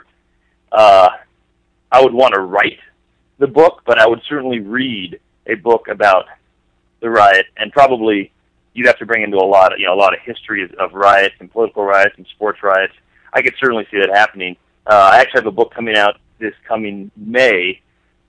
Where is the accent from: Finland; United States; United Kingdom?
United States; the Bay Area, California; I grew up in the Bay Area